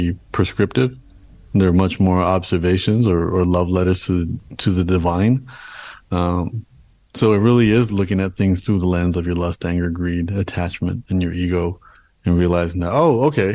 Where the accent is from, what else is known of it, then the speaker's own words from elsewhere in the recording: Canada; being born and raised in Canada, my parents came to Canada and then I was born in Canada